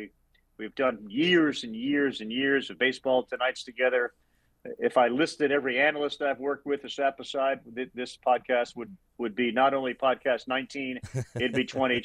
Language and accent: English; just outside of Boston, Massachusetts, United States; I grew up in Massachusetts, just outside of Boston